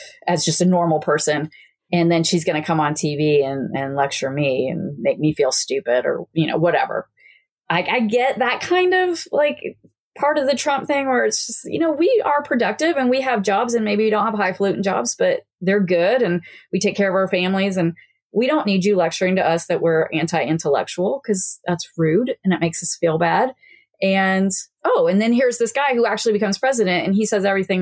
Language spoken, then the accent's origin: English; Kansas, United States; now in Virginia, United States; I'm from Kansas